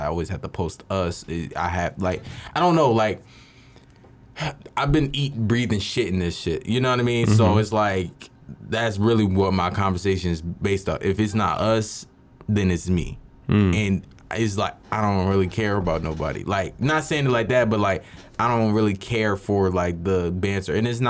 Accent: Philadelphia, Pennsylvania, United States; I'm from mm-hmm. Philly

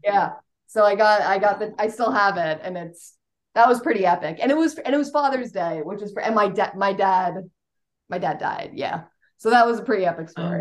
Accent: Westchester, New York, United States; I grew up in Westchester, New York, which is the first suburb up there in New York

